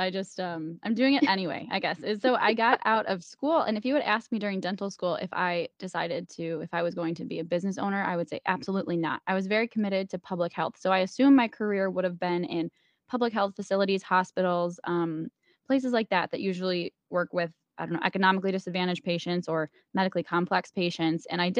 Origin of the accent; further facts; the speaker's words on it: Buffalo, New York, United States; I am born and raised in Buffalo, New York, and I live here. My entire family is here.